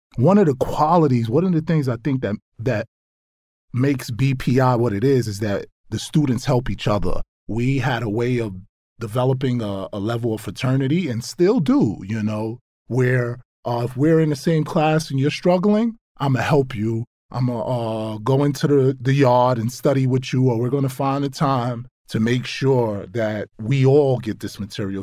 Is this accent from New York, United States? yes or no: yes; New York City, New York, United States; I grew up in Brownsville, Brooklyn, in New York